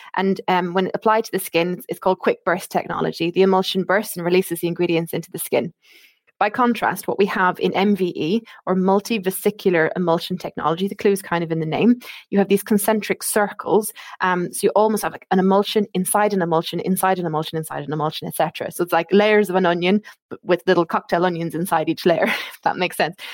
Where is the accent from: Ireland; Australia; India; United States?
Ireland; accent: Irish; moved away as an adult; now in United Kingdom; you can probably tell from my accent, I am Irish